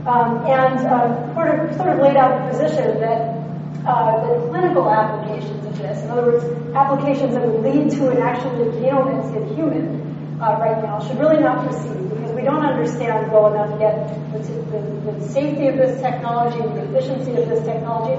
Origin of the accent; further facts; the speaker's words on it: Hawaii, United States; now in California, United States; Hawaii, which was great, back to my hometown